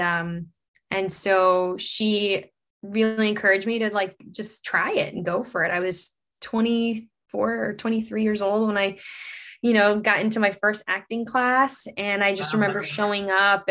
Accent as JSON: {"language": "English", "town": "Fort Lauderdale", "region": "Florida", "country": "United States", "tie": "born or raised there", "also_born_or_lived": "Brazil", "said": "I was living in Fort Lauderdale, Florida. It's where I grew up"}